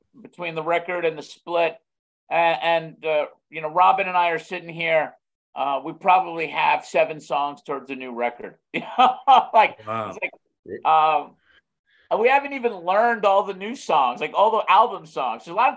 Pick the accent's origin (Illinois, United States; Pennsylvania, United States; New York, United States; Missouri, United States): New York, United States; I'm a New Yorker